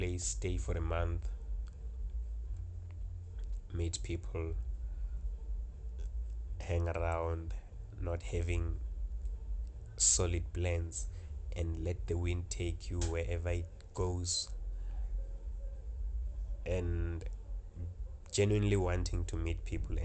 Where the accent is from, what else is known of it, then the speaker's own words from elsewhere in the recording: South Africa; I'm from South Africa.